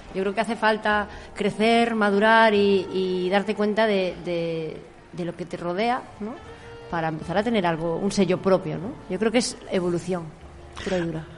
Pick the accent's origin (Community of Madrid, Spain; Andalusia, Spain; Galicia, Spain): Galicia, Spain